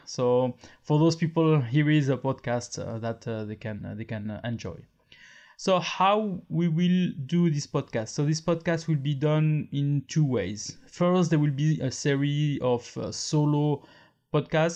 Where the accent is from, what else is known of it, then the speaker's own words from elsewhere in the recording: France; accent: French; English is a second language; I am French. Uh, maybe you notice with my accent, and I'm living in France.